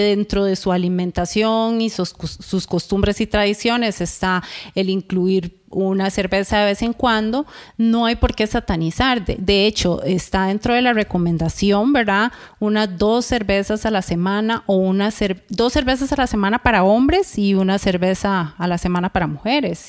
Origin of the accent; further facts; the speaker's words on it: Costa Rica; los ticos